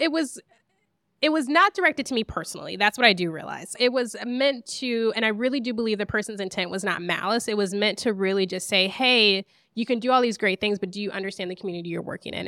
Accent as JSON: {"language": "English", "town": "Lansing", "region": "Michigan", "country": "United States", "tie": "born or raised there", "said": "I grew up in Lansing, Michigan"}